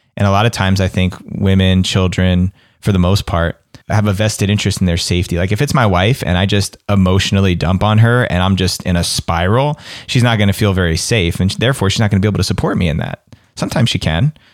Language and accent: English; East Coast, United States; moved away; where I grew up on the East Coast